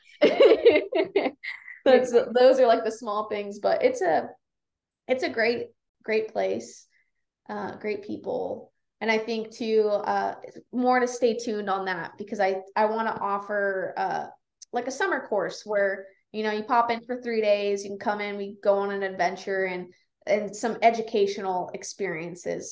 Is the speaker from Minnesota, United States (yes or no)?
no; Las Vegas, Nevada, United States; also born or lived in Reno, Nevada; now in Kalispell, United States; I grew up in Las Vegas